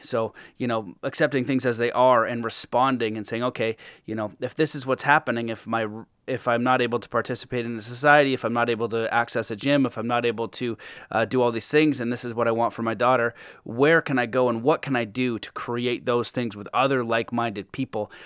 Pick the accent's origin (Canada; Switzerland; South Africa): Canada; being Canadian